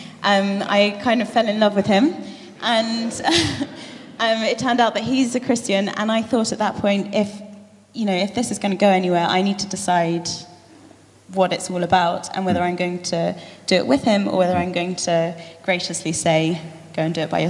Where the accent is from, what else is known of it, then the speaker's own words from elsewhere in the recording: Lymington, South East England, United Kingdom; also born or lived in London; I was born in London, in Wimbledon, Roehampton. But I grew up in the New Forest, in a beautiful little town called Lymington.